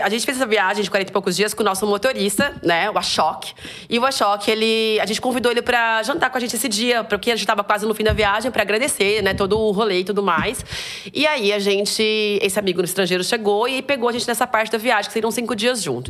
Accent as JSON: {"language": "Portuguese", "country": "Brazil", "also_born_or_lived": "Japan", "said": "a gente é brasileira, brasileira"}